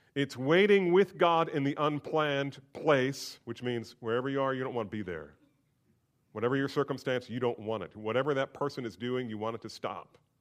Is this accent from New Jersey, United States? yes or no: yes; Bordentown, New Jersey, United States; I grew up in New Jersey